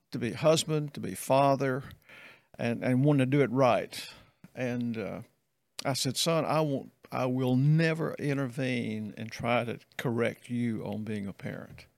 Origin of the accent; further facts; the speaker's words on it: Meridian, Mississippi, United States; moved away as an adult; also born or lived in Texas / Irving, Texas / Greenville / Jackson; I grew up in Meridian